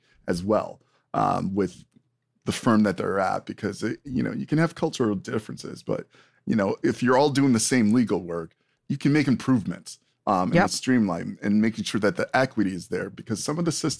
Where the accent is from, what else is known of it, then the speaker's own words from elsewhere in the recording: New York, United States; I'm from New York and you're from PA.